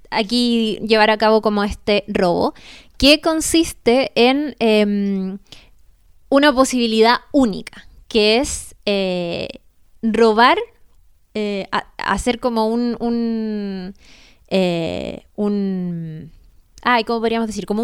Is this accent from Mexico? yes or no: no; Chile